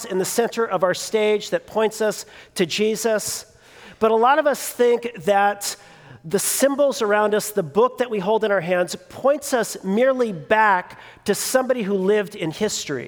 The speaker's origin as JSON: {"language": "English", "town": "Los Angeles", "region": "California", "country": "United States", "tie": "born or raised there", "said": "I grew up in the Los Angeles area"}